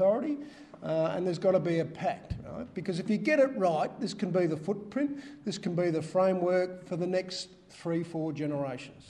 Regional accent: Geelong, Victoria, Australia; I grew up in Geelong

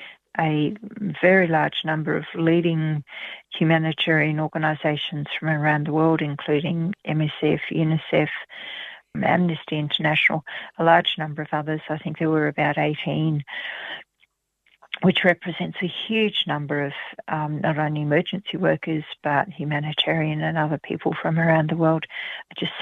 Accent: Australia; As an Australian

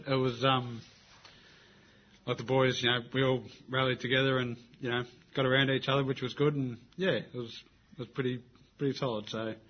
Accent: Ballarat, Victoria, Australia; I'm from Ballarat

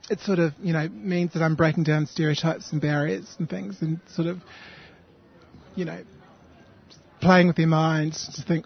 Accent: New Zealand; now in Sydney, Australia; I was born in New Zealand and moved to Australia in the 90s

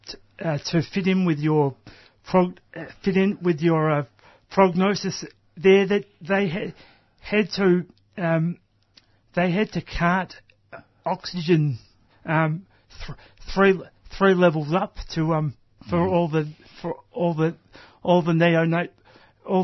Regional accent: Melbourne, Victoria, Australia; I was born in Melbourne

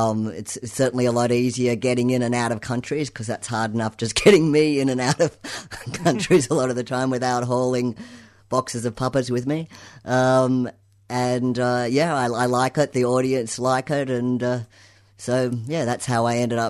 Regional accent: Australia; moved away as an adult; also born or lived in United States / San Francisco; I lived in the US for a long time, and I am Australian, but I lived over there

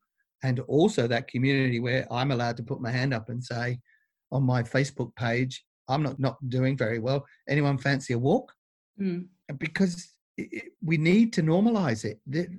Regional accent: Australia; So we tend to be very good as Aussie blokes.

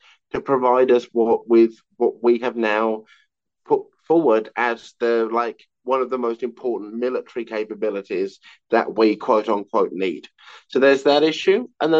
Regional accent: Australia; So I am the Australian Green spokesperson on issues of foreign affairs and also broader nuclear issues as well.

